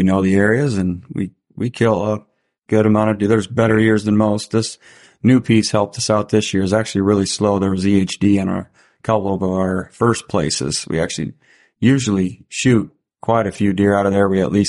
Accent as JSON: {"language": "English", "region": "South Dakota", "country": "United States", "said": "I can buy a doe tag because I'm from South Dakota"}